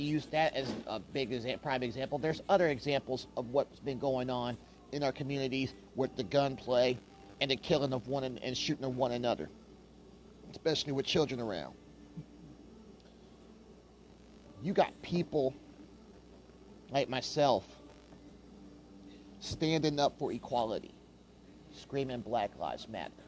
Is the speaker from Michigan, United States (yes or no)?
no; Kansas City, Kansas, United States; also born or lived in Wichita, Kansas; Kansas City is my hometown